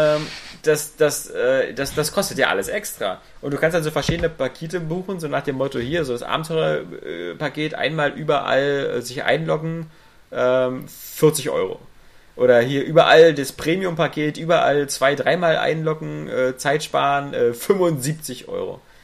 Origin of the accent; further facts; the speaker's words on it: Berlin, Germany; als Berliner